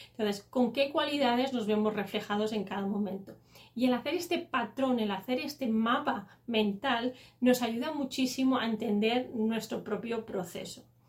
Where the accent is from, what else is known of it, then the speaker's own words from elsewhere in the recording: Catalonia, Spain; como soy catalana